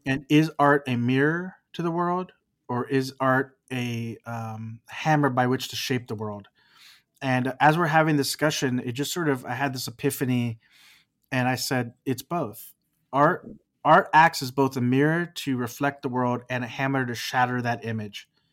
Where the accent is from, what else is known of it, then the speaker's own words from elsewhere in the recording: Texas, United States; now in California, United States; I live in California, but I'm from Texas.